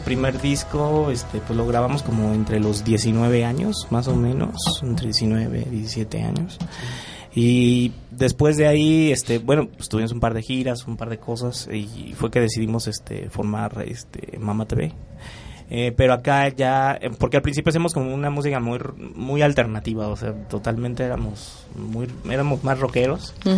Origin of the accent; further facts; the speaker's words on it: Michoacán, Mexico; somos de Michoacán. Eh, allá pues nos conocimos como a los 15 años